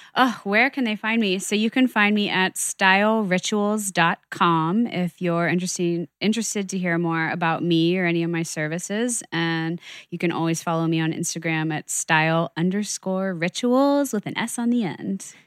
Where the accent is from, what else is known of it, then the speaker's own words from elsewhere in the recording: New York, United States; I'm a New Yorker